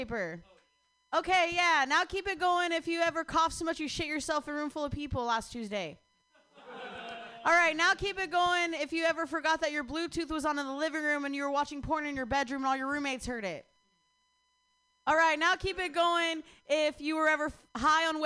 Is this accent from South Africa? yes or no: no; Ohio, United States; moved away; I'm from Ohio